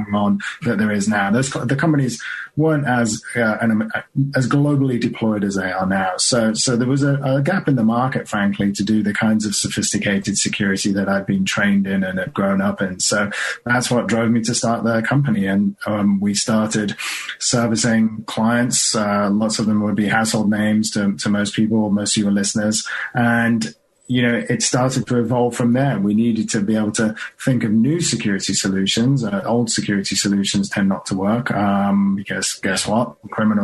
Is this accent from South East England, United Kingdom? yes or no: no; Birmingham, West Midlands, United Kingdom; moved away; I am from Birmingham